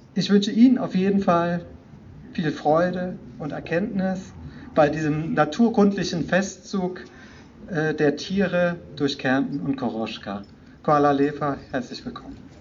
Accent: Rhineland, Germany; now in Klagenfurt, Austria; das freut mich als Rheinländer

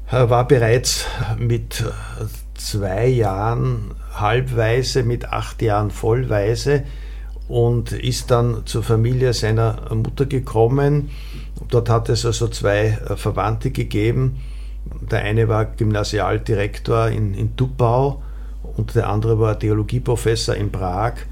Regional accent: Windhag, Lower Austria, Austria; ich bin in Windhag aufgewachsen und das war also einfach diese Nachkriegszeit

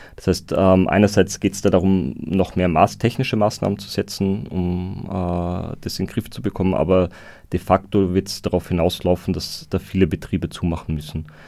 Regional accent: Austria; bei uns in Österreich

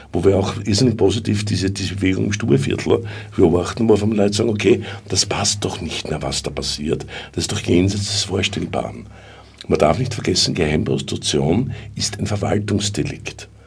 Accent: Austria; Man darf nicht vergessen, als Österreicherin hat man natürlich bei der Verständigung weniger Probleme.

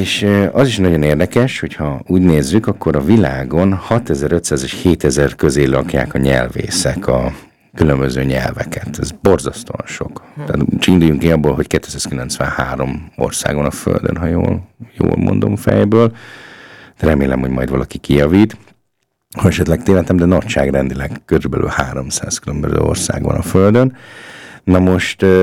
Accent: Hungary; also born or lived in Upper Austria; now in Linz, Austria; mi magyarok tudjuk

